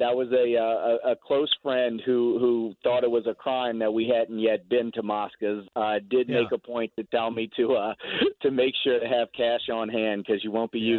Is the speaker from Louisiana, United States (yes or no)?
yes; New Orleans, Louisiana, United States; I am born and raised in Mid City, a short walk from Mandina's, Venezia's, and you know, that's been my part of town for 40 years.